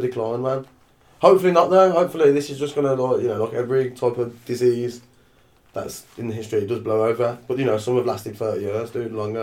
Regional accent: Birmingham, West Midlands, United Kingdom; we grew up in Shardend, the dark, dark streets of Shardend

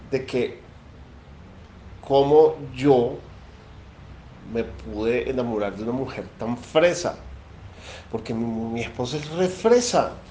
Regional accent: Venezuela; now in Colombia; soy venezolano, vivo en Colombia. Actualmente estoy mudándome de Bogotá a Medellín.

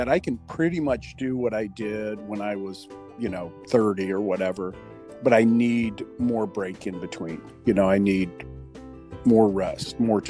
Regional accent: Missouri, United States; now in Arizona, United States; I mean, I came from Missouri to Arizona

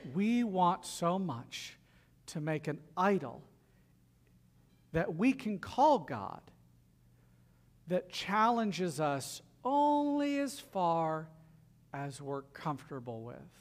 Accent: the South, United States; accent: southern; my southern accent just bleeds through

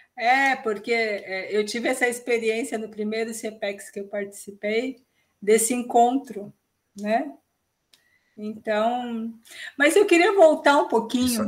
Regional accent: São Paulo, Brazil; now in Santana do Livramento, Brazil; Paulistana, vamos corrigir, eu sou paulistana

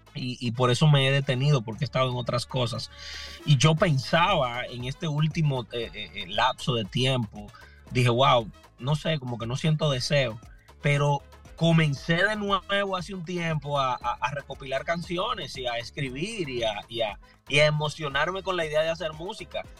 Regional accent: Higüey, La Altagracia, Dominican Republic; moved away as an adult; also born or lived in Santo Domingo, Dominican Republic; now in Lynn, United States; yo nací en la República Dominicana, específicamente en una ciudad al este de República Dominicana que se llama Higüey, Punta Cana

